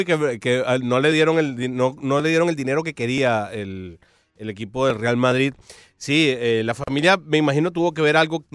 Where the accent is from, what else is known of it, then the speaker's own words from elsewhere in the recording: Venezuela; now in Miami, United States; como venezolano